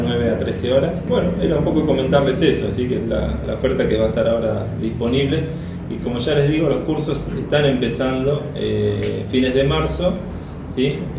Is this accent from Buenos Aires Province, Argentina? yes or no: yes; Carhué, Buenos Aires Province, Argentina; yo soy soy de Carué, provincia de Buenos Aires